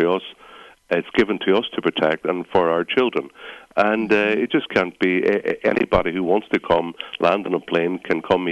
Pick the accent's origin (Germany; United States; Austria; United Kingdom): United Kingdom; Northern Ireland; I'm from the north. I'm just an Irish national.